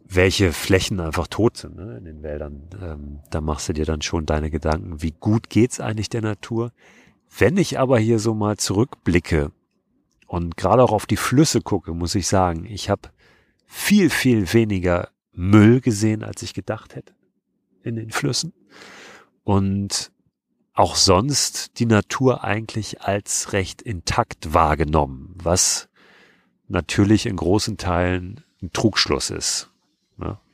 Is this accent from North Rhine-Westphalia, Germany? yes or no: no; Hamburg, Germany; ich komme ja aus Hamburg